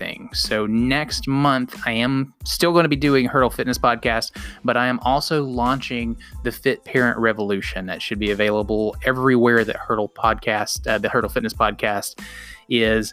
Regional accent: outside of Chattanooga and Cleveland, the South, Tennessee, United States; I grew up in the South. I grew up in Chattanooga. Well, outside of Chattanooga and Cleveland

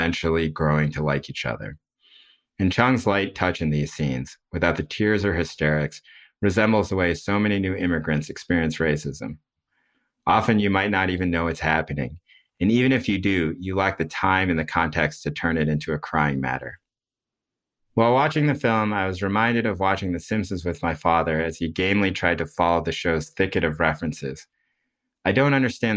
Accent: United States; also born or lived in Oregon; we are American

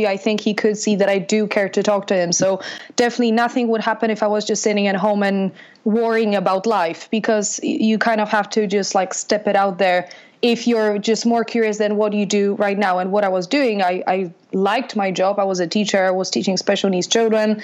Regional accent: Poland; moved away as an adult; also born or lived in London; spent my childhood and my growing up in Poland

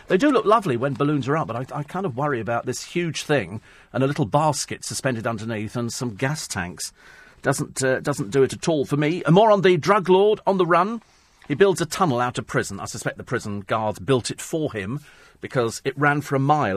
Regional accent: United Kingdom; We're British.

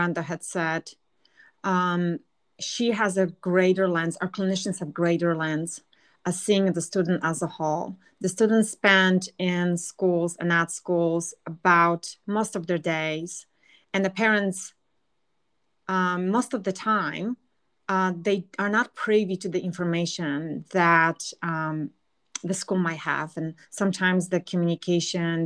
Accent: Poland; moved away; So I grew up in Poland

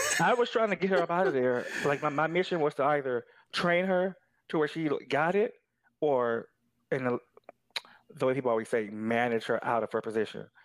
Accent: Houston, Texas, United States; now in Austin, United States; I'm originally from Houston, Texas

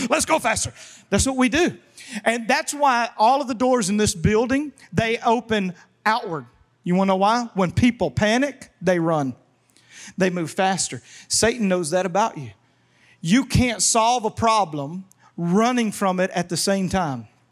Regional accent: Louisiana, United States; moved away; I was raised in Louisiana and went to public school

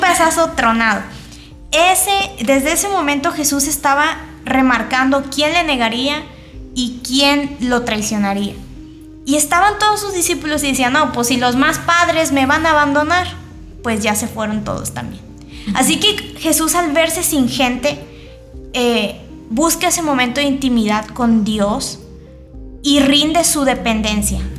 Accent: Mexico; soy de México

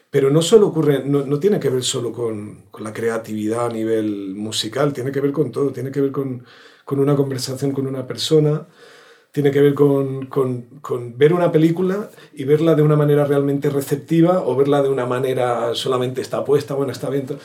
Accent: Córdoba, Andalusia, Spain; Y nada, nos vinimos a vivir aquí, ha sido un, acierto. Aparte de lo del frío, que yo soy de Córdoba, imagínate

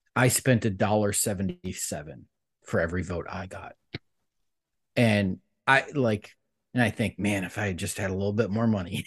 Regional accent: Cleveland, Ohio, United States; I grew up in Cleveland, Ohio

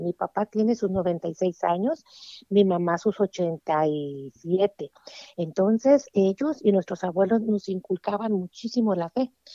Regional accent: Jalisco, Mexico; yo soy originaria de Jalisco, México, allá un pueblito muy perdido, allá tras las montañas. Y allá fue donde Dios se, dignó en darme la vida

